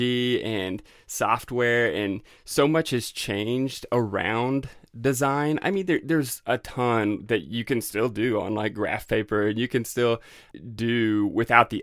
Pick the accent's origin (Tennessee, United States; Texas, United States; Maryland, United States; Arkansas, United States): Arkansas, United States; Northwest; I'm actually from Northwest Arkansas